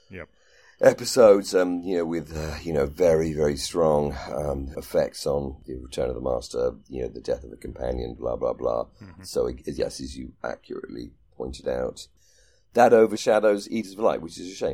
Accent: Scotland, United Kingdom; I am Scottish, and I've gone Scotti

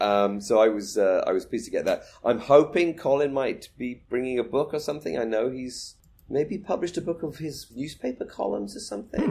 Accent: United Kingdom; moved away; my home country, Britain

